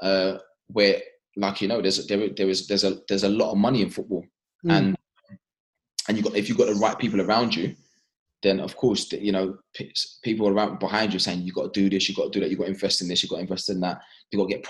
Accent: London, United Kingdom; our family growing up in East London, understanding that, you know, that working class background

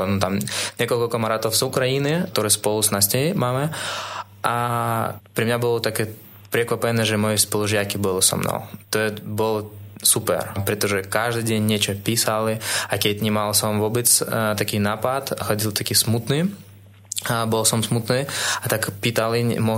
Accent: Russia; Slovak is a second language; moved away as an adult; now in Slovakia; pretože som z Ruska

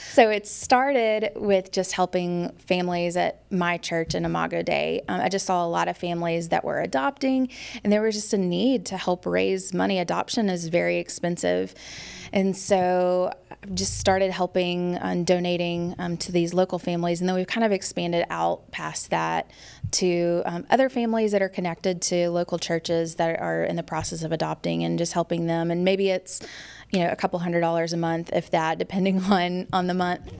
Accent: Memphis, Tennessee, United States; moved away as an adult; also born or lived in Arkansas; now in Raleigh, United States; I grew up in Memphis, Tennessee.

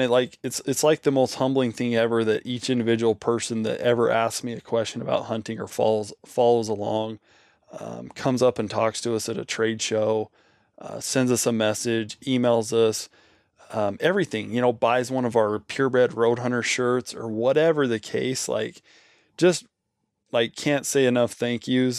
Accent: Nevada, United States; Nevada, for example, my home state

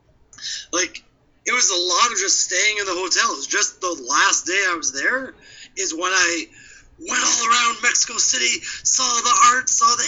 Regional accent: Canada; we're both Canadian

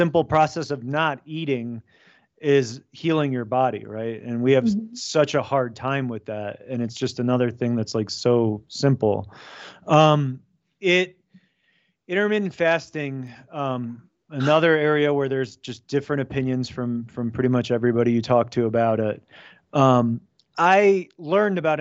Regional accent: United States; my family's from Poland. My parents immigrated. I was born in America, but first generation American

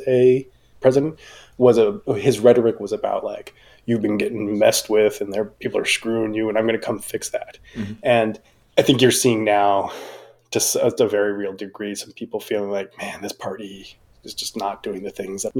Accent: California, United States; though locally sourced, because I'm a Californian.

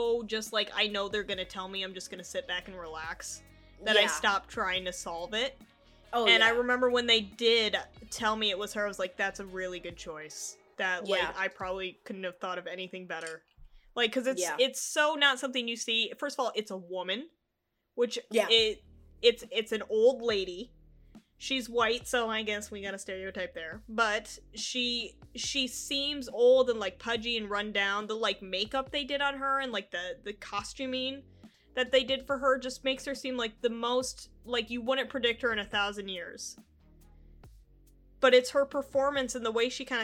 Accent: Michigan, United States; I'm from Michigan

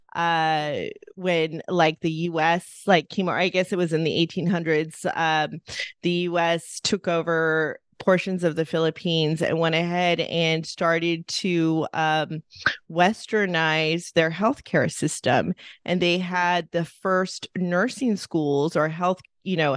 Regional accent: Los Angeles, California, United States; I grew up in Eagle Rock, which was predominantly a very Filipino town

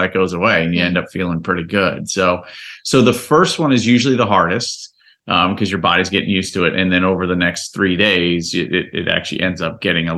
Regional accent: Miami, Florida, United States; I grew up in Miami

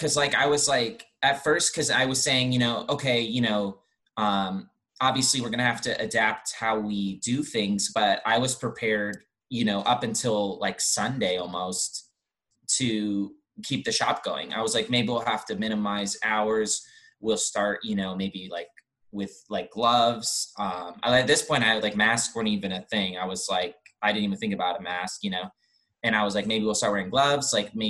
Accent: California, United States; okay, yeah, I'm I am a Californian.

